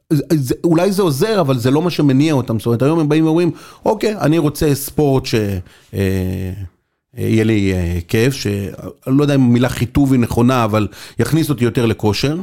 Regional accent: Be'erot Yitzhak, Central District, Israel; moved away as an adult; also born or lived in Beersheba; גדלתי בקיבוץ ברות יצחק, בקיבוץ דתי, ליד פתח תקווה

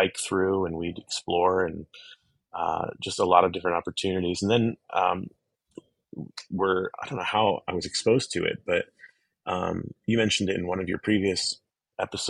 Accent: Pittsburgh area, Pennsylvania, United States; when we grew up in the Pittsburgh area, about 45 minutes to the east of the city

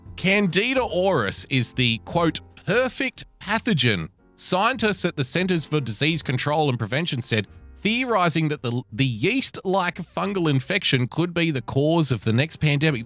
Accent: Australia; I love being an Australian.

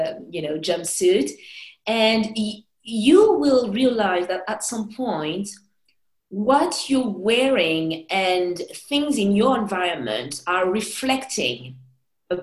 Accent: Paris, Île-de-France, France; I'm a Parisian, I was born in Paris

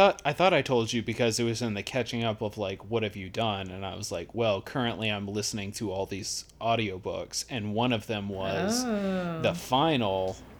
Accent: Memphis, Tennessee, United States; I grew up in Memphis

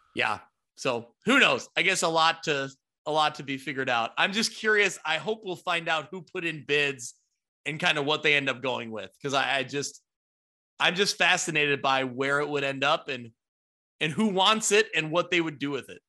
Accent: Ottawa, Illinois, United States; Ottawa, Illinois, my hometown that I grew up

